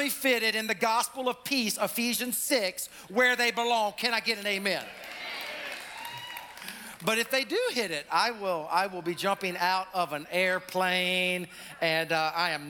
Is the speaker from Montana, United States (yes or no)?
no; South Carolina, United States; now in North Carolina, United States; our peeps down in Columbia, South Carolina, my home state